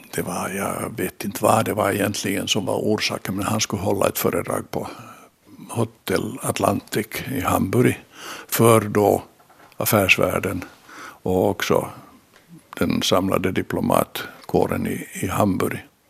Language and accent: Swedish; Finland; vi var från Finland